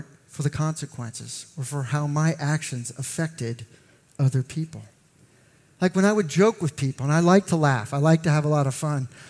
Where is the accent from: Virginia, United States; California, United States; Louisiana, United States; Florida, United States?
Virginia, United States; McLean; I grew up in McLean